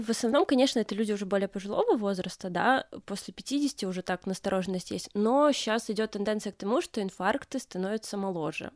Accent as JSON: {"language": "Russian", "region": "Minsk", "country": "Belarus", "also_born_or_lived": "Grodno", "said": "Сама я вообще из Минска, поехала в Гродно"}